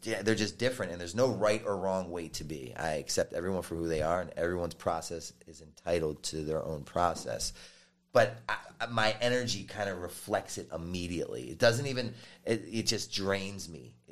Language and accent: English; Baltimore, Maryland, United States; I was from Baltimore